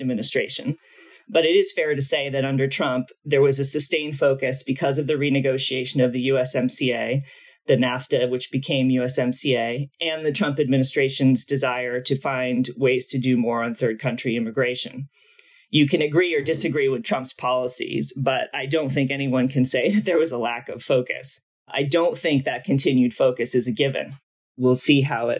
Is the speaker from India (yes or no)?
no; Massachusetts, United States; moved away; I'm a kid from Massachusetts originally, a small state in New England